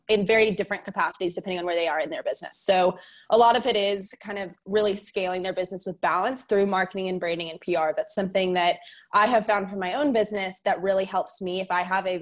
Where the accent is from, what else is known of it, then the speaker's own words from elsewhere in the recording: Fort Worth, Texas, United States; I am from Fort Worth, Texas